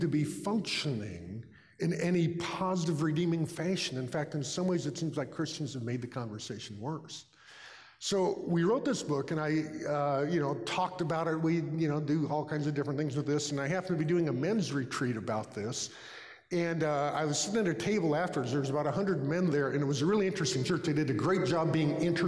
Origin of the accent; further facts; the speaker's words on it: California, United States; I'm from California